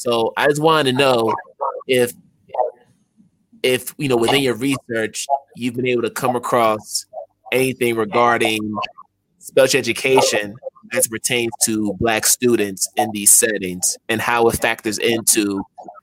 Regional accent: United States; being Ghanaian and an American, I had to deal with that as an elementary school student

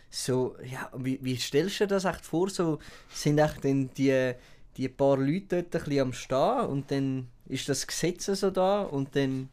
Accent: Switzerland; als Schweizer

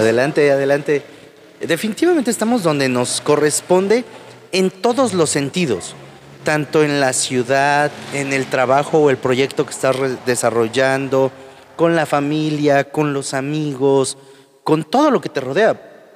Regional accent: Huajuapan de León, Oaxaca, Mexico; yo soy de Guajopan de León

